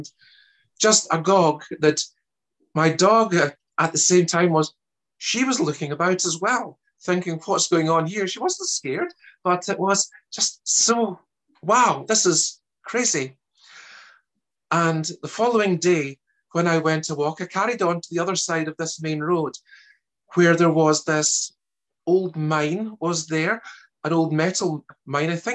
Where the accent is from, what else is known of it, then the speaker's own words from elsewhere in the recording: Glasgow, Scotland, United Kingdom; accent: Scottish; also born or lived in Germany; Originally, I'm actually German, despite my accent being a Scottish one. And I ended up in Scotland as a child and brought up in the west of Glasgow